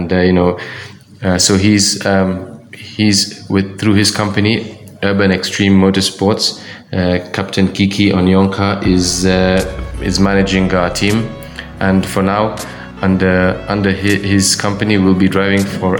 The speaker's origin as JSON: {"language": "English", "country": "Kenya", "said": "I'm the only Kenyan"}